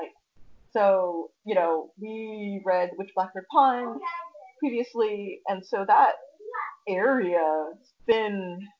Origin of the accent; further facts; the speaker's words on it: California, United States; we grew up in California